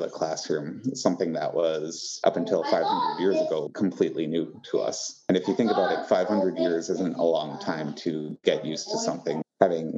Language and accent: English; Couchiching First Nation, Ontario, Canada; I'm in my home reservation of Gooch-ching.